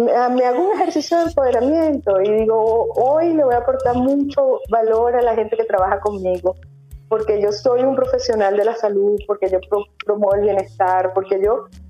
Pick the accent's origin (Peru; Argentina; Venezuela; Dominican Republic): Venezuela; moved away as an adult; now in León, Spain; Yo soy venezolana, yo soy emigrante